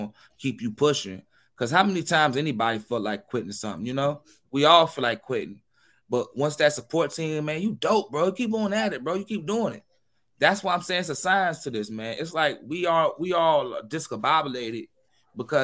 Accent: New York City, New York, United States; I'm from Queens

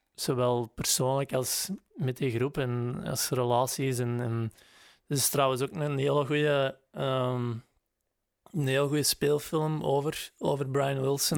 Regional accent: Grobbendonk, Flanders, Belgium; moved away; wij woonden in Grobbendonk, in Pul, maar dat is eigenlijk hè, dat is vlak naast elkaar.

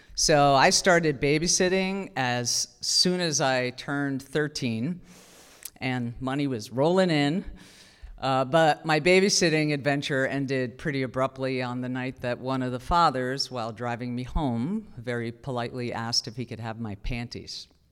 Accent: New Jersey, United States; I'm from New Jersey

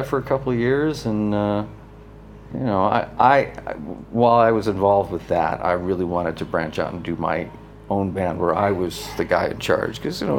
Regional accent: New Jersey, United States; Yeah, we grew up in New Jersey, a suburb of New York.

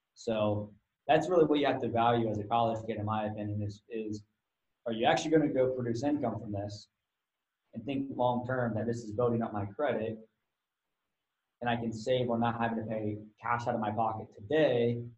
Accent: Ohio, United States; I'm from Ohio

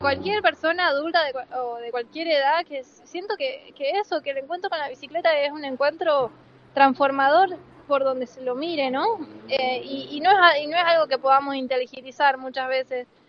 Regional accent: Salta, Argentina; moved away; vengo de varias otras biciescuelas en Salta, yo soy salteña

